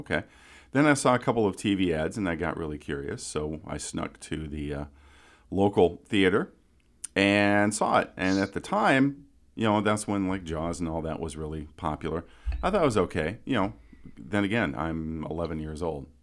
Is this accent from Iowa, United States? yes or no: yes; Council Bluffs, Iowa, United States; my hometown of Council Bluffs, Iowa